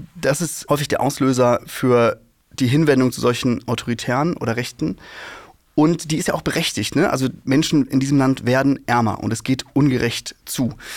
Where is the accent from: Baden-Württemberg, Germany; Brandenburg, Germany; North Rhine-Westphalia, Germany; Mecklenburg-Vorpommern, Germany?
Mecklenburg-Vorpommern, Germany; home state; ich bin in Ostdeutschland aufgewachsen